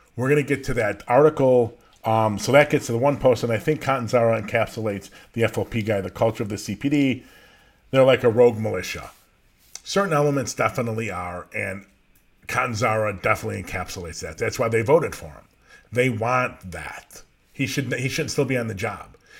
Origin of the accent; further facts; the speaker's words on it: Norridge, Illinois, United States; I grew up in Norwich, just outside of Chicago, just outside of the city, right by O'Hare Airport.